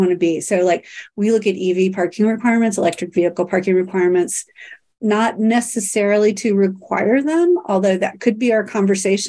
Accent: Kansas City, United States; I grew up in Kansas City and went to school at KU

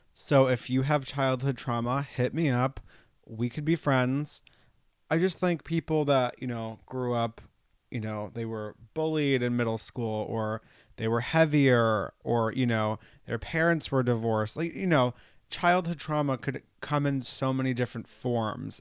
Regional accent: New York, United States; also born or lived in Los Angeles; I grew up in New York. I went to school in New York City

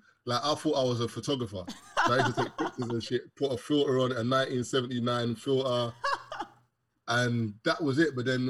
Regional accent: London, United Kingdom; I'm from London.

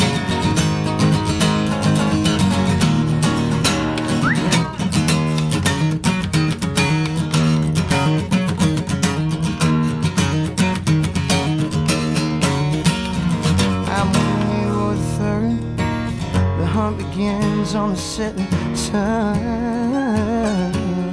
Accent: Belton, Texas, United States; from Belton, Texas

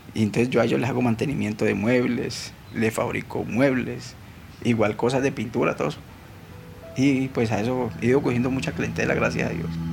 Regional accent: Cali, Valle del Cauca, Colombia; nací aquí en Cali Valle, soy del barrio Siloé.

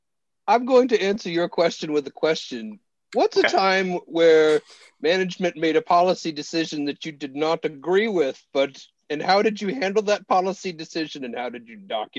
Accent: Kenosha, Wisconsin, United States; my hometown in Kenosha, Wisconsin.

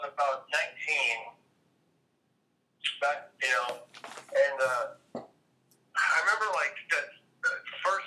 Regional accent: Fresno, California, United States; my hometown Fresno

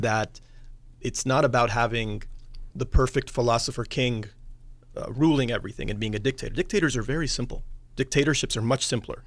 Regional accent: United States; Growing up in the United States

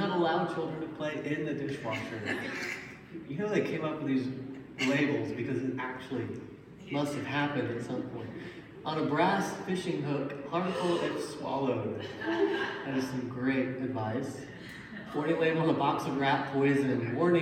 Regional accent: Little Rock, Arkansas, United States; I was born in Little Rock, Arkansas.

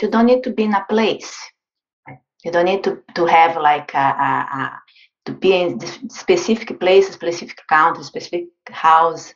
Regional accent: Brazil; moved away; I'm originally from Brazil.

